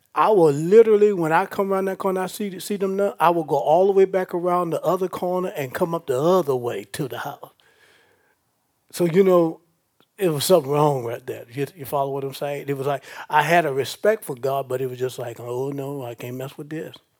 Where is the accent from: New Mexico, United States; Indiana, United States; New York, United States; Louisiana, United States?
Louisiana, United States; Baton Rouge; I'm from Baton Rouge